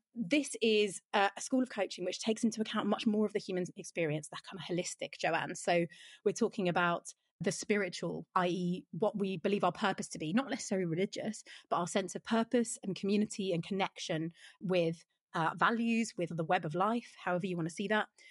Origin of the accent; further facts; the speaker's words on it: London, United Kingdom; I was born in South London, but I live in North London